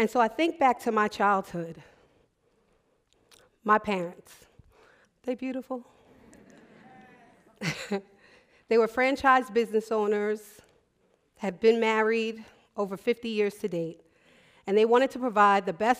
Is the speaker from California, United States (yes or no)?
no; New York, United States; moved away as an adult; also born or lived in Baltimore; I'm from New York